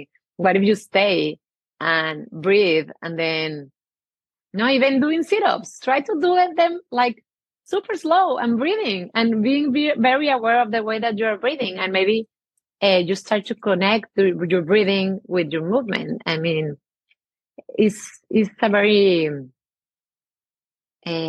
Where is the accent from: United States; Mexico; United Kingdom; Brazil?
Mexico; English is a second language; I have an accent. I'm from Mexico